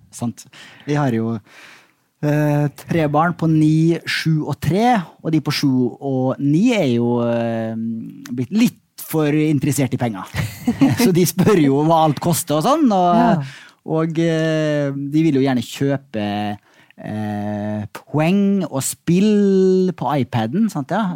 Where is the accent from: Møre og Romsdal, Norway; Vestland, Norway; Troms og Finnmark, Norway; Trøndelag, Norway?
Møre og Romsdal, Norway; Molde; Molde, der jeg vokste opp.